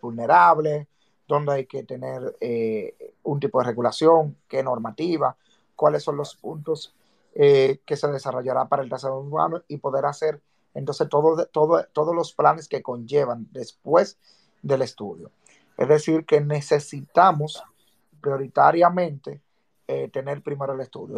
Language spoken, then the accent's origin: Spanish; Dominican Republic; como ciudadanos y como dominicanos